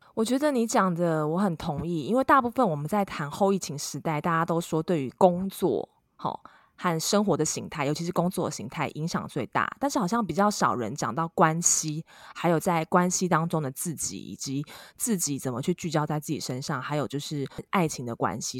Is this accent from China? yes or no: no; Taiwan; 我们台湾人亚洲在这方面还是其实蛮，蛮传统的